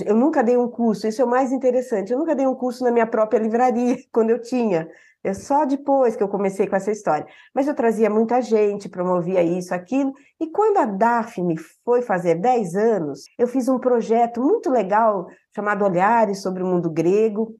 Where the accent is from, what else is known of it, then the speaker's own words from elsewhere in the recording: Bauru, São Paulo, Brazil; sou de Bauru